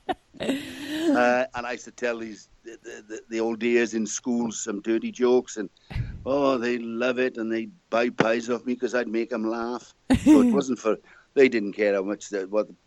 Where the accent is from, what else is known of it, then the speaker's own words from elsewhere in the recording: Wales, United Kingdom; moved away as an adult; now in Auckland, New Zealand; I was Welsh, English